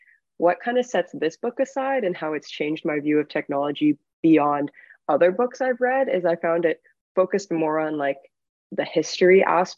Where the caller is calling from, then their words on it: New York City, New York, United States; My pronouns are also she, her, and I am calling in from New York City.